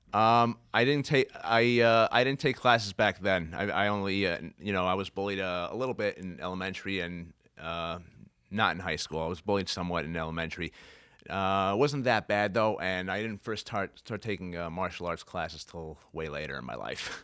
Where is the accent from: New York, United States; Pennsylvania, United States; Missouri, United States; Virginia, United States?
New York, United States; Brooklyn; I grew up mostly in Brooklyn